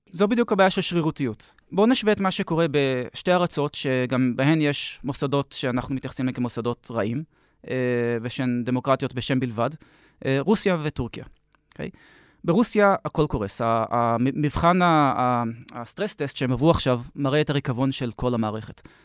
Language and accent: Hebrew; Jerusalem, Jerusalem District, Israel; אנחנו ירושלמים כבר 100 שנה פלוס